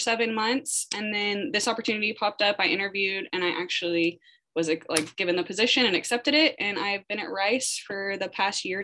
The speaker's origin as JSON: {"language": "English", "town": "Amarillo", "region": "Texas", "country": "United States", "also_born_or_lived": "College Station, Texas", "moved": "yes", "lives_now": "Houston, United States", "said": "I am from Texas. So I'm originally from Amarillo"}